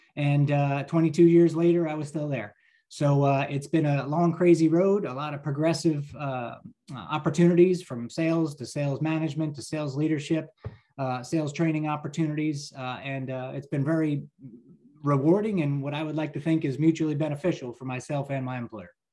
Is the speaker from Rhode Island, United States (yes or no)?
no; New Jersey, United States; I'm a lifelong New Jersey resident